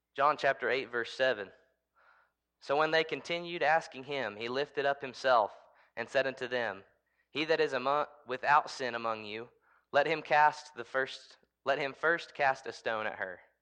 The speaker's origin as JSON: {"language": "English", "country": "United States", "said": "I'm an American"}